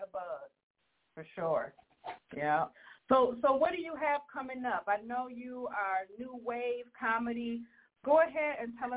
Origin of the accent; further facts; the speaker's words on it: Grand Rapids, Michigan, United States; I'm from Grand Rapids